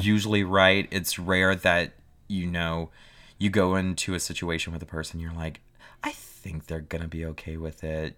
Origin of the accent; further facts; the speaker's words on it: South Louisiana, United States; I was raised in South Louisiana